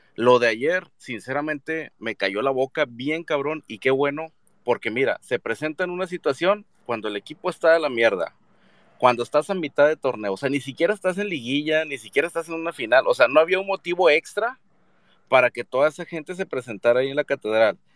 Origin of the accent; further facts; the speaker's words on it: Monterrey, Nuevo León, Mexico; yo soy regiomontano de, nacimiento y chiva de corazón